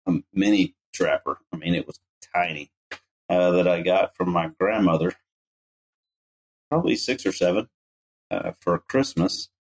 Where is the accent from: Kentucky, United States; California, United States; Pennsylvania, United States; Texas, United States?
Texas, United States; Leander; also born or lived in Lubbock, Texas; I grew up in Leander, Texas, which is kind of Austin